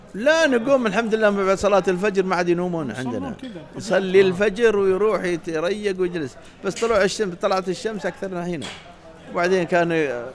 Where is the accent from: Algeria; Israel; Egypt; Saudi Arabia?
Saudi Arabia; عندنا في السعوديه